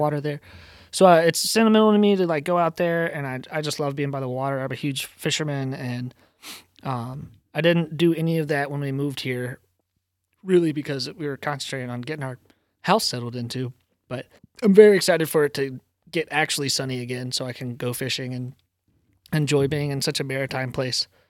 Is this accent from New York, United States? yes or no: no; Virginia, United States; moved away as an adult; now in Rhode Island, United States; I'm from Virginia originally